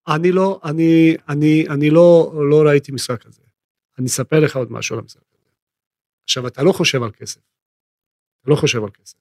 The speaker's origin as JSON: {"language": "Hebrew", "town": "Split", "region": "Split-Dalmatia County", "country": "Croatia", "tie": "born or raised there", "second_language": "Hebrew", "moved": "as an adult", "lives_now": "Israel", "said": "אני נולדתי בספליט"}